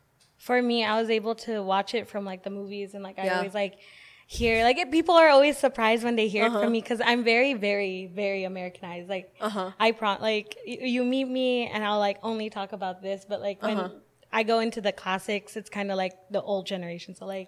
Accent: Los Angeles, California, United States; I live and was born and raised here in LA, Los Angeles, California

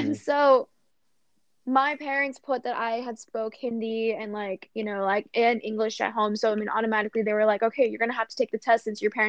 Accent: Virginia, United States; born or raised there; also born or lived in Canada; now in Texas, United States

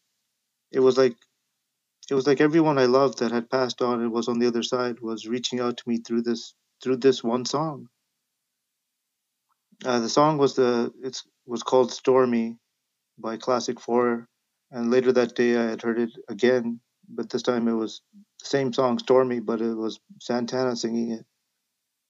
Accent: Vancouver, British Columbia, Canada; a South Asian kid growing up in South Vancouver

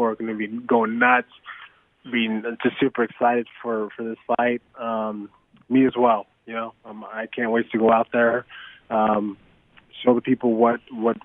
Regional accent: Arizona, United States; I've competed here my whole life. This is my home state

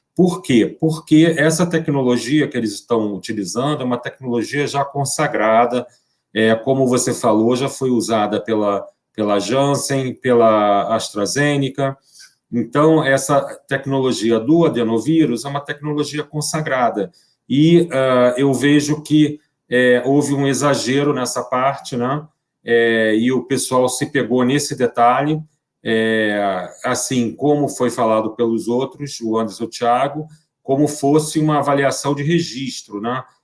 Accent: Brazil; eu sou brasileiro

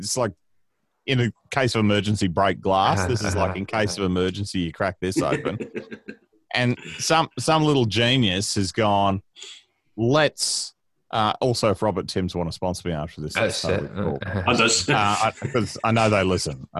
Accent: Queensland, Australia; accent: Queensland accent; moved away as an adult; also born or lived in Brisbane; now in Melbourne, Australia; I grew up in Queensland, a little farming town called Daybra

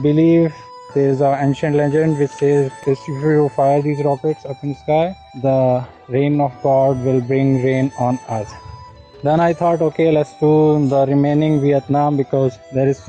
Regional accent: Haridwar, Uttarakhand, India; I am a rider from Haridwar.

